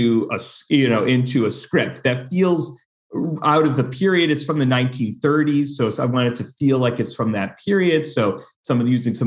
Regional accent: Buffalo, New York, United States; now in Los Angeles, United States; I grew up in Buffalo, New York, and we are known for snow

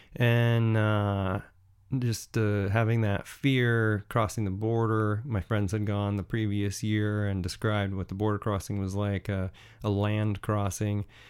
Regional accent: United States; as an American

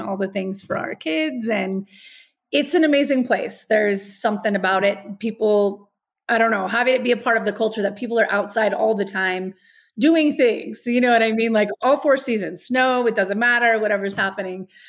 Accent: Albuquerque, New Mexico, United States; moved away as an adult; also born or lived in El Paso, Texas / Los Angeles; now in Castle Rock, United States; I was born in El Paso, Texas. I was raised in Albuquerque, New Mexico.

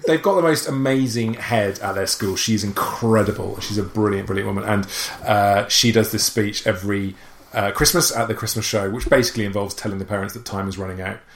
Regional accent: Wales, United Kingdom; accent: Welsh; I'm Welsh

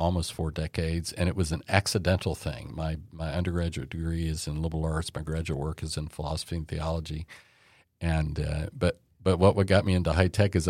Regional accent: Dallas, Texas, United States; Pretty much. Yeah. My family moved here in 1959.

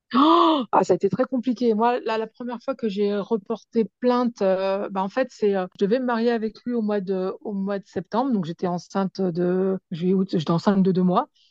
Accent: Pantin, Île-de-France, France; je suis de Pantin

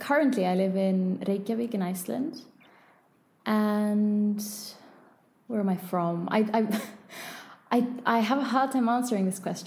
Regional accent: Paris, Île-de-France, France; born there; But obviously I was born in Paris.

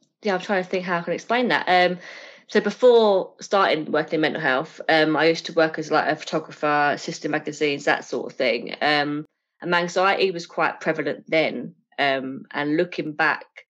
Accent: Essex, East of England, United Kingdom; accent: Essex; my Essex really fast-talking way

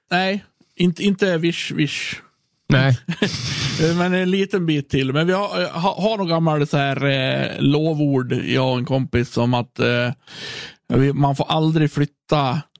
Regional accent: Björbo, Dalarna County, Sweden; Jag är bott på alltså jag är född på Virs, i Björbo.

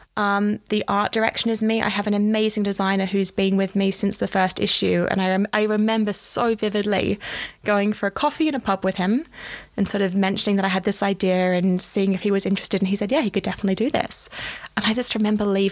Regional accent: Australia; moved away as an adult; now in London, United Kingdom; I am an Australian. I came to London nearly 8 years ago because for me, you know, having done a journalism degree back home

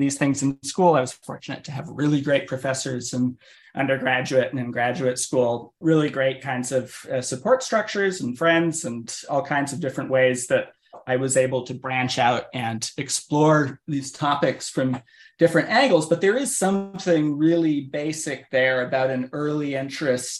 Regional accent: Maine, United States; I grew up in Maine

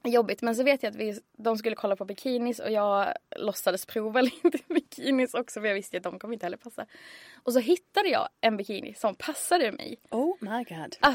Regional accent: Skåne, Sweden; moved away as an adult; now in Stockholm, Sweden; jag tog studenten 2010 och sen flyttade till Stockholm 2011 för jag är från Skåne.

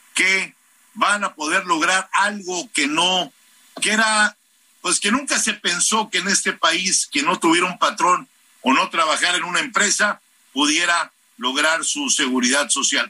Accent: Mexico City, Mexico; en Tlalpan Centro, en mi tierra, en esa hermosa alcaldía del sur de la Ciudad de México

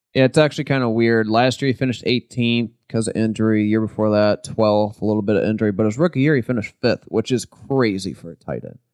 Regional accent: St. Louis, Missouri, United States; we're from Saint Louis

